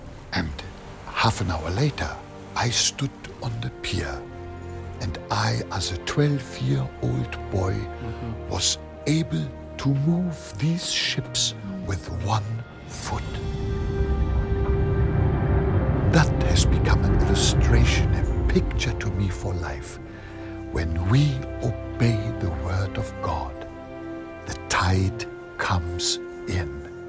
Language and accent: English; North Germany, Germany; You know, I grew up in North Germany at the mouth of the River Elbe. It is a tidal area.